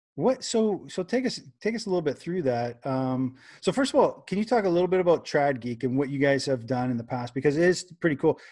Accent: Canada; I'm a Canadian

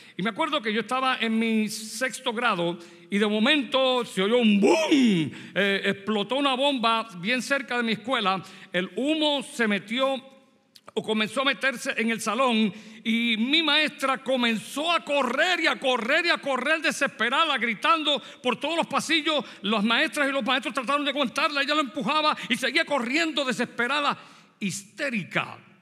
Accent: Puerto Rico; moved away; soy puertorriqueño. Así que yo nací en Puerto Rico y me crié allí

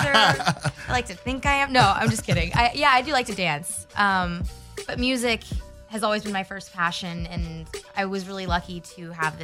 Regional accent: Houston, Texas, United States; moved away as an adult; now in Los Angeles, United States; I grew up in Texas

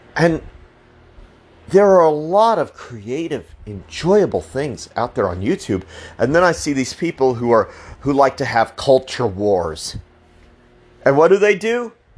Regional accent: Colorado, United States; I'm from Colorado

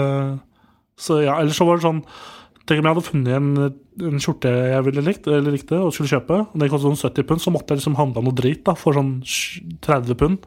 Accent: Nittedal, Akershus, Norway; Nittedal, der jeg kommer fra

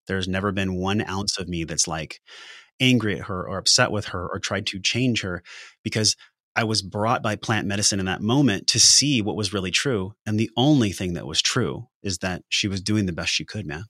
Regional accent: La Mesa, California, United States; I came from La Mesa, California, which is flatbed hats, pickup trucks, and geriatrics

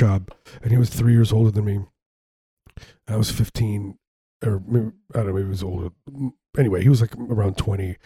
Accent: Glen Ellyn, Illinois, United States; my hometown, Glen Ellyn

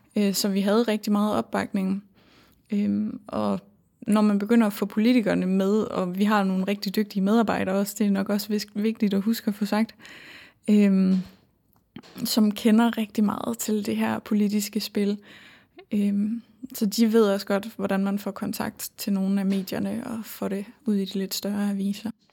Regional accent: North Jutland, North Denmark Region, Denmark; accent: North Jutlandic; moved away as an adult; now in Aarhus, Denmark; jeg kommer fra Nordjylland, så jeg tror mere, det er den nordiske accent, der engang imellem får lov at slippe igennem.

